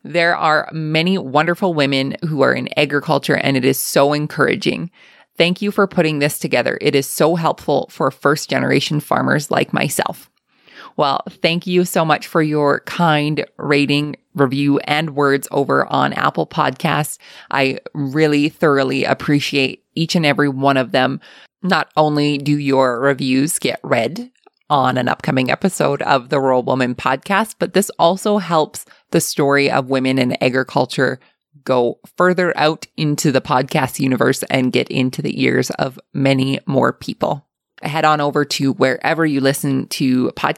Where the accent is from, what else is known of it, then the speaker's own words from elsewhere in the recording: Alberta, Canada; accent: Alberta; my Alberta accent